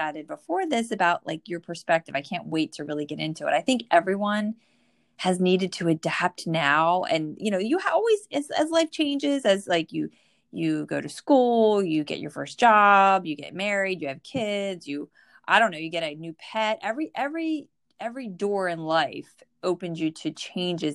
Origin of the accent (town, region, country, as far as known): New Jersey, United States; born or raised there